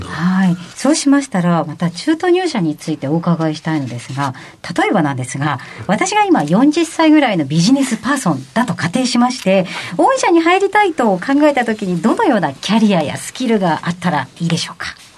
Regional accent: near Chofu, Tokyo, Japan; 私はあの調布のそばの出身

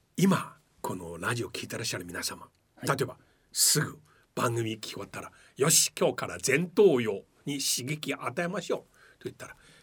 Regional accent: Shanghai, China; moved away as an adult; now in Japan; 私は上 海出身なんですけれどもまあ今ずっと三十何年間日本に住んでますけれども

